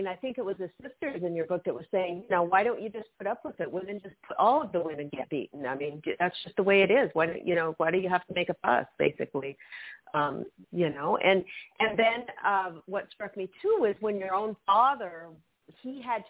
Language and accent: English; United States; growing up in the United States